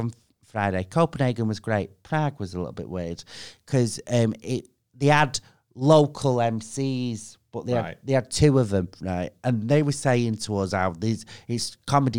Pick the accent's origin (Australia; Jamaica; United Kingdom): United Kingdom; Manchester, North West England; I'm from two different parts because my mum and dad were never together. So I spent like equal time in both